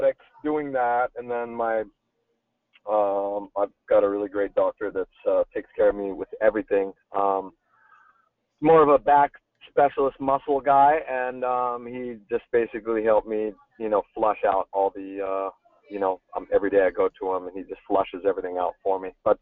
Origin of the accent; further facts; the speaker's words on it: Northern California, United States; first language German; English is a second language; also born or lived in Munich, Germany / Berkeley, California; born and raised in Northern California, and then moved to Munich, Germany to spend some of my early years there, going to school. German was my first language